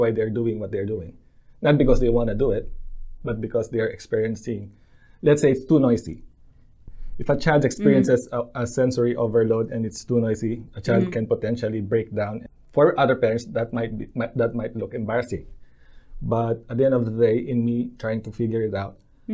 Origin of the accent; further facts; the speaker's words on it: Philippines; moved away as an adult; now in Lower Hutt, New Zealand; Growing up in the Philippines